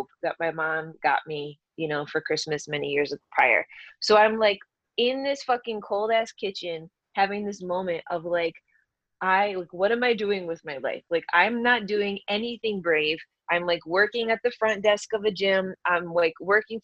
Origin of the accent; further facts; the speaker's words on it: Michigan, United States; moved away as an adult; also born or lived in San Francisco, California; I grew up in Michigan and I moved out to the Bay Area right after college